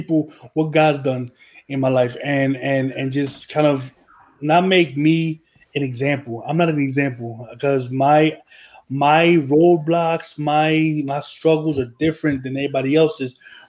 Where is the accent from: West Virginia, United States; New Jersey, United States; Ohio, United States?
New Jersey, United States; Trenton; Yeah, I was born in Trenton, New Jersey, on June 3rd in 1985.